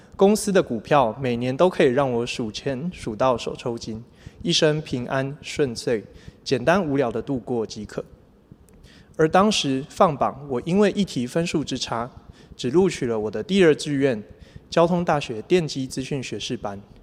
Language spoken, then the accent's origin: Chinese; Chiayi, Taiwan; 我是嘉义人， 从小在基督教的家庭长大， 父母亲用心地养育我， 给我很好的学习环境， 也自小就栽培我学习钢琴。